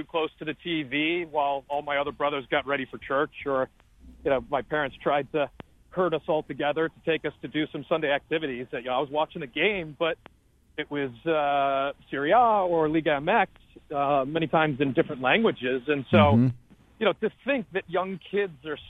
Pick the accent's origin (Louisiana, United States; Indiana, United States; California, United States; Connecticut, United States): Connecticut, United States; Westport; moved away as an adult; I ended up in the town that I grew up in. It's up streets of Westport, Connecticut